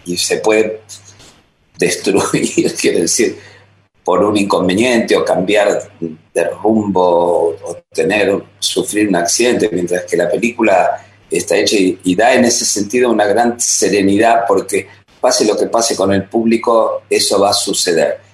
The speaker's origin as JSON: {"language": "Spanish", "region": "Buenos Aires", "country": "Argentina", "tie": "born or raised there", "also_born_or_lived": "France", "moved": "as an adult", "lives_now": "Paris, France", "said": "la formación aquí en Buenos Aires fue muy, muy potente y muy, muy sólida, creo, como para olvidarme que soy argentino."}